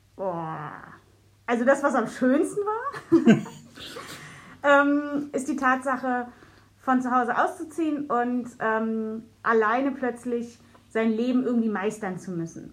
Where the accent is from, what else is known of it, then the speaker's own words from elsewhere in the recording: Berlin, Germany; ich habe als Kind im Jungfernstieg gewohnt